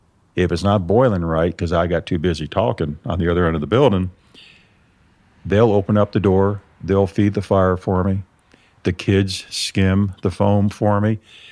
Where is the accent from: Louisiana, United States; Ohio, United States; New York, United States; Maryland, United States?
New York, United States; Nope. I was born and raised up in Lower Adirondacks, Northern Catskill Mountains.